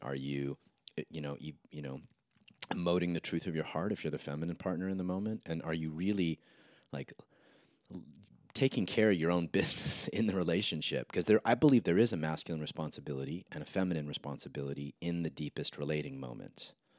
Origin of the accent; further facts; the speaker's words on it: Santa Monica, California, United States; Saint Jude's, I think, in Santa Monica